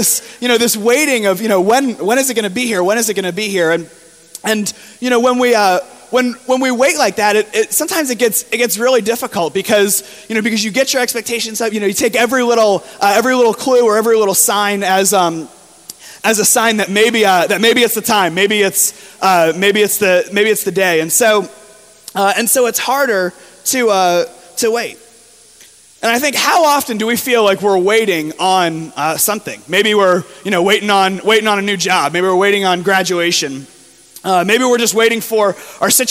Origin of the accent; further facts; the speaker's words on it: near Fort Lauderdale, South Florida, United States; moved away; I grew up in South Florida, right near Fort Lauderdale